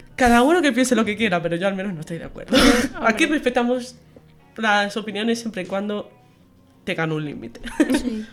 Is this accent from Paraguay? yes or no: no; Menorca, Balearic Islands, Spain; now in Extremadura, Spain; soy menorquina y soy medio estremeña ya por estar aquí dos años.